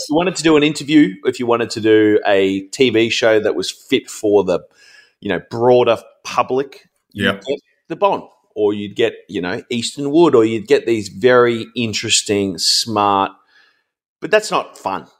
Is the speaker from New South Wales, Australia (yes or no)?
no; Ringwood, Victoria, Australia; I grew up in Ringwood